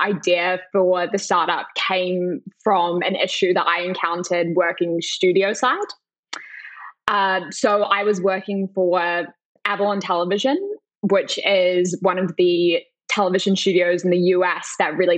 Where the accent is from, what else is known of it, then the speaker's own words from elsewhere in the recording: New Zealand; moved away; when I was growing up in New Zealand